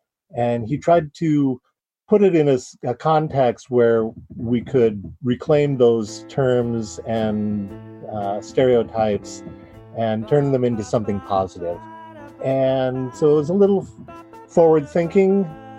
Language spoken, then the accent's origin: English; Seattle, Washington, United States; I'm from West Seattle in Washington State.